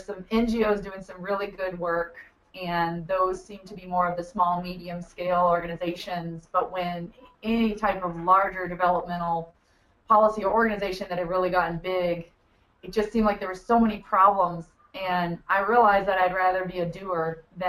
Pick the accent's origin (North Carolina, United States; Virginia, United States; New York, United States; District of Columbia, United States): Virginia, United States; Buckingham County; I grew up in Buckingham County, Virginia, just one county over from where we are